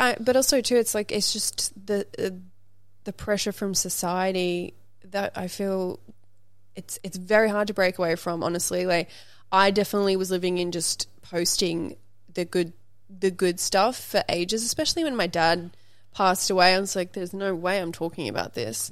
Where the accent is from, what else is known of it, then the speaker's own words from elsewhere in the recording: Brisbane, Queensland, Australia; also born or lived in Sydney, Australia; now in Los Angeles, United States; me growing up in Brisbane, Australia on acreage with, like, horses and kangaroos